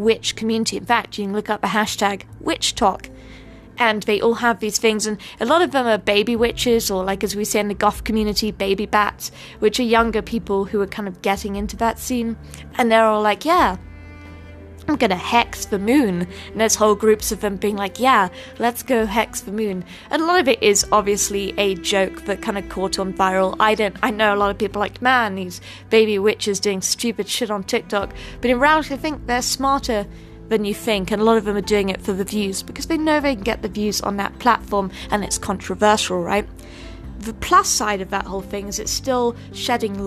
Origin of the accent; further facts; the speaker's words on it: United Kingdom; now in United States; I'm British, I can't vote